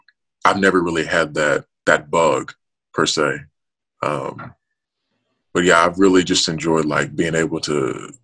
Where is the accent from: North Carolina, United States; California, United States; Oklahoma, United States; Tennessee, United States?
Tennessee, United States; Memphis; moved away as an adult; also born or lived in Nashville, Tennessee; Memphis, in my hometown